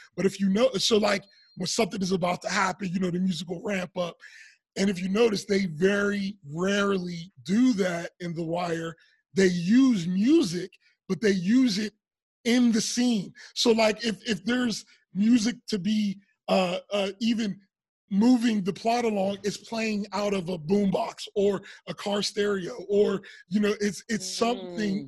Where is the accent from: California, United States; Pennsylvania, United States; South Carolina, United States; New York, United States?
Pennsylvania, United States; Pittsburgh; moved away as an adult; we grew up in Pittsburgh